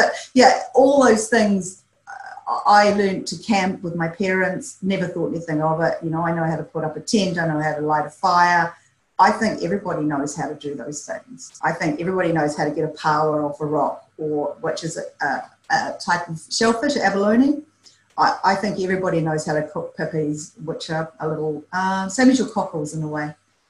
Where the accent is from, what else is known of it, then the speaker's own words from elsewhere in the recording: New Zealand; I grew up on a dairy and beef farm, so basically landlocked, but my dad was an incredible fisherman, loved fishing, and every summer holiday we were taken to the North Island, the Coromandel coastline